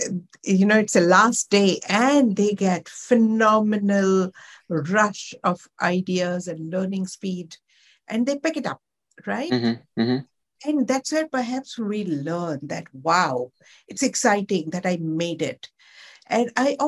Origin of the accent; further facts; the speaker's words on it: Mumbai, Maharashtra, India; moved away as an adult; also born or lived in Dharamshala; now in Ahmedabad, India; I'm born and brought up in Mumbai